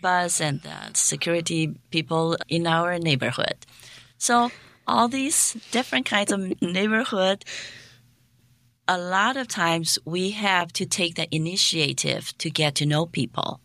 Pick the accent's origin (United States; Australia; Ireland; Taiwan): Taiwan; moved away as an adult; also born or lived in Hong Kong; now in South Korea; I am a, a native Taiwanese.